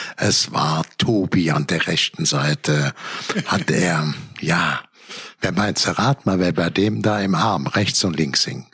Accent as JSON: {"language": "German", "area": "Cologne area", "region": "North Rhine-Westphalia", "country": "Germany", "said": "ich komme aus dem Köl vom Kölner Land, äh, zehn Kilometer vom Kölner Dom."}